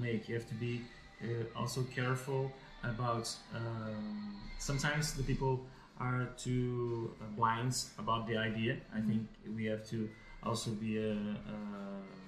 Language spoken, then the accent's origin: English; Vila Nova de Gaia, Norte, Portugal; also born or lived in Germany; now in Porto, Portugal; I'm from Gaia